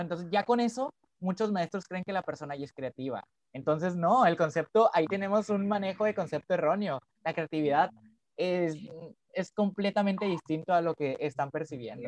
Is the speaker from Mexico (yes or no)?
yes; Culiacán, Sinaloa, Mexico; soy de Culiacán, en Sinaloa